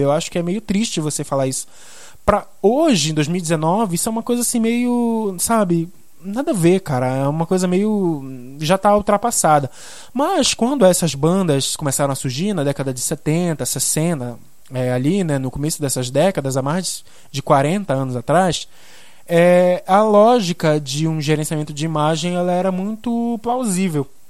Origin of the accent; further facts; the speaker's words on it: Belém, Pará, Brazil; eu sou aqui de Belém do Pará